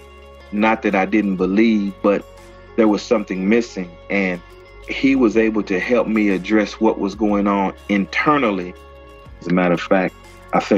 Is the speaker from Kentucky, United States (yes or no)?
yes; Lexington, Kentucky, United States; I'm from Lexington, Kentucky